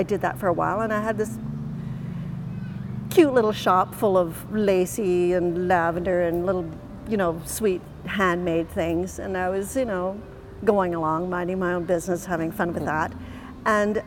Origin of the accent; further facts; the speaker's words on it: Canada; I'm a Canadian citizen and I never thought of living anywhere but Canada